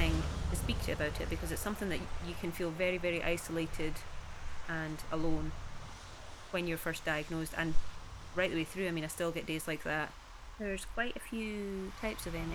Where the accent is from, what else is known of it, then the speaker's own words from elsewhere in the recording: Peebles, Scotland, United Kingdom; I am originally from Peebles in the Scottish Borders